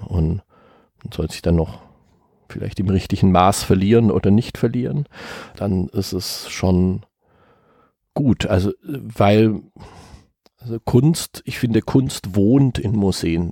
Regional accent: near Marbach, Baden-Württemberg, Germany; Literaturmuseum der Moderne in Marbach, das eben ungefähr dort, wo ich geboren bin

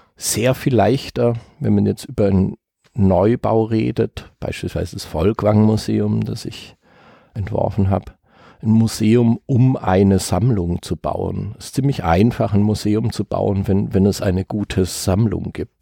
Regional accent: near Marbach, Baden-Württemberg, Germany; Literaturmuseum der Moderne in Marbach, das eben ungefähr dort, wo ich geboren bin

